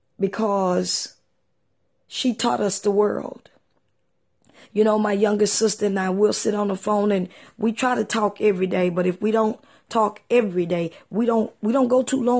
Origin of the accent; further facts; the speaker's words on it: East Texas, United States; when I was a little girl growing up in East Texas